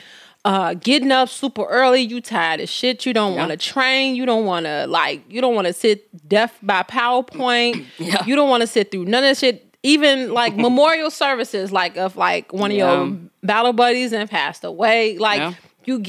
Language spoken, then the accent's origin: English; Chicago, Illinois, United States; I'm from Chicago